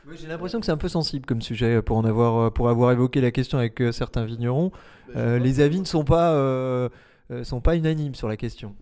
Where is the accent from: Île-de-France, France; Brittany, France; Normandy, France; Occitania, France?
Île-de-France, France; Paris; en tant que Parisien